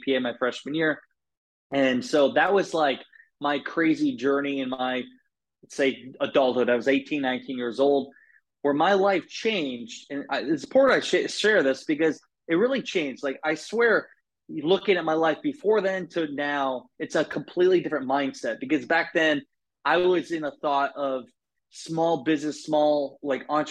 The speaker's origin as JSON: {"language": "English", "region": "Iowa", "country": "United States", "tie": "born or raised there", "said": "I grew up in Iowa"}